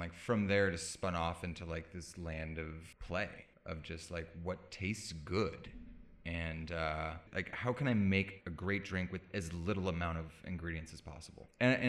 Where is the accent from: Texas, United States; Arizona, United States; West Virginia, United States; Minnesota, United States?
Arizona, United States; Phoenix; also born or lived in Illinois / Palm Springs, California; now in Los Angeles, United States; I'm from Phoenix, Arizona and like went to school in Illinois